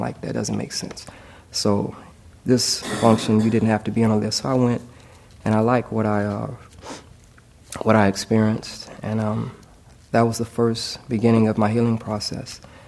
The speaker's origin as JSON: {"language": "English", "town": "Los Angeles", "region": "California", "country": "United States", "said": "When I turned into a teenager, I'm from Los Angeles, I started getting jumped by gangs, Crips and Bloods."}